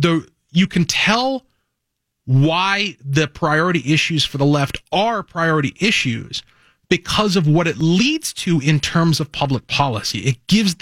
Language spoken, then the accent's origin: English; Cottage Grove, Minnesota, United States; Cottage Grove, my hometown